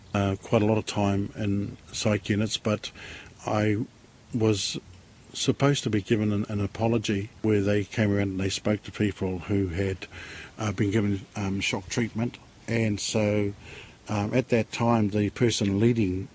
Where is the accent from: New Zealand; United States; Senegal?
New Zealand; Auckland; I was born in West Auckland